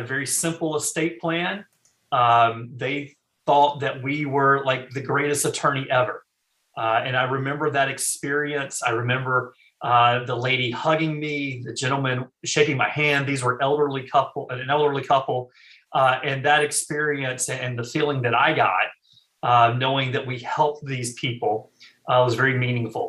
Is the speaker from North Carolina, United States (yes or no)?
yes; eastern North Carolina, United States; I actually am originally from North Carolina. Born and raised.